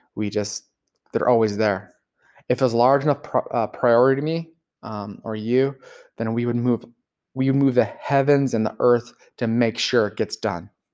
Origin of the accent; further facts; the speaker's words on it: Los Angeles, California, United States; I grew up in Los Angeles